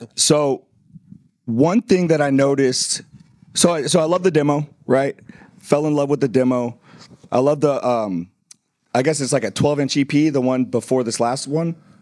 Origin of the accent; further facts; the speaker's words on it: the South, United States; I'm from the South